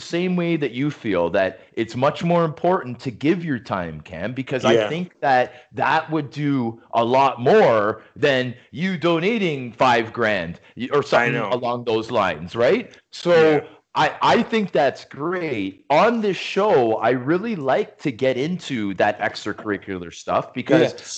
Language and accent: English; Toronto, Ontario, Canada; my hometown a lot in Toronto